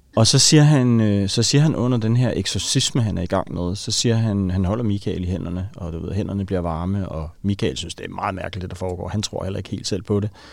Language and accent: Danish; Helsingør, Capital Region of Denmark, Denmark; jeg voksede op i Helsingør